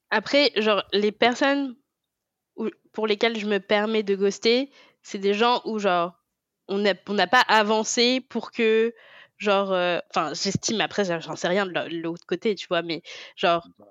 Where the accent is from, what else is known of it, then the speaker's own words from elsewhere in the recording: France; Je, suis née en France, j'ai grandi en France